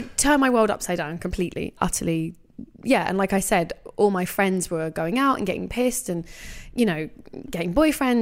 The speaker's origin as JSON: {"language": "English", "region": "London", "country": "United Kingdom", "tie": "born or raised there", "said": "I grew up in London"}